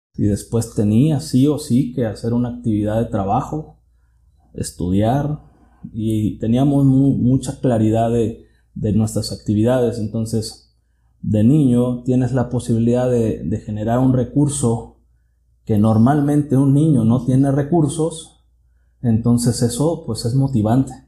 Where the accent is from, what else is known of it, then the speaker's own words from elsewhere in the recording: Tuxpan, Jalisco, Mexico; soy originario de Tuxpan, Jalisco. Ahí es donde, donde nací, crecí.